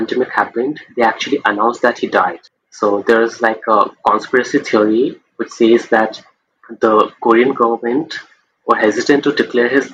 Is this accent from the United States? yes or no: no; India; I'm from India, India